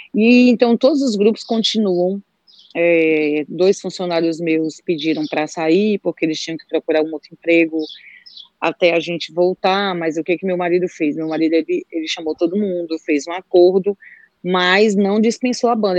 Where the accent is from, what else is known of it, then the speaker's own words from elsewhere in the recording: Aracoiaba, Ceará, Brazil; sou de Aracoiaba, aqui do meu Ceará